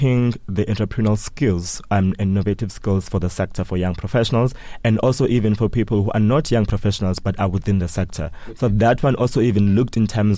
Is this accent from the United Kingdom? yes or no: no; South Africa